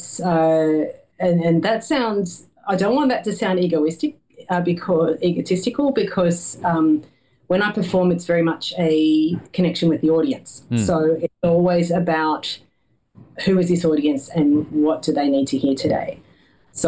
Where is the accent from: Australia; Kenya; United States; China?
Australia; as an Australian